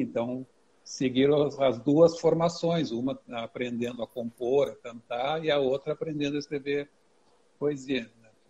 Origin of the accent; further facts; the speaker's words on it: Porto Alegre, Rio Grande do Sul, Brazil; sou de Porto Alegre